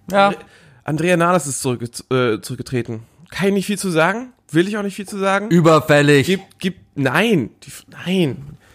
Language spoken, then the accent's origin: German; Northern Germany, Germany; Ja, ich komme ja auch eher aus dem Norden, da ist, da, da hat er nicht so einen guten Ruf.